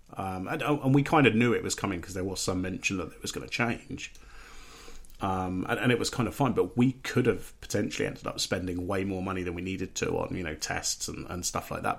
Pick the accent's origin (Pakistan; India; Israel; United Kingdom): United Kingdom; England; I'm English